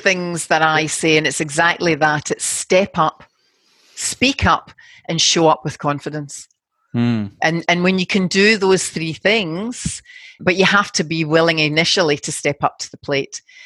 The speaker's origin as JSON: {"language": "English", "town": "Glasgow", "region": "Scotland", "country": "United Kingdom", "moved": "yes", "lives_now": "Sydney, Australia", "said": "I'm from Glasgow and very working class background"}